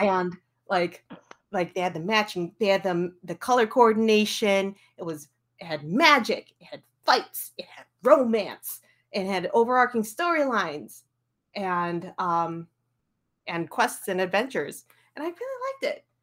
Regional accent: Skokie, Illinois, United States; I'm born and raised Skokie, Illinois, a suburb

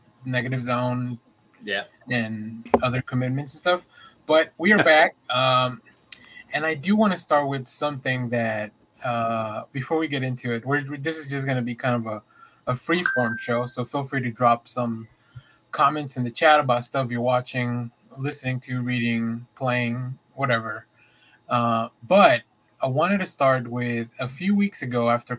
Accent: United States; accent: American; my stupid American accent

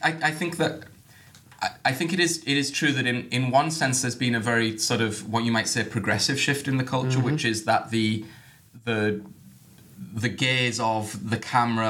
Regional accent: United Kingdom; I'm British

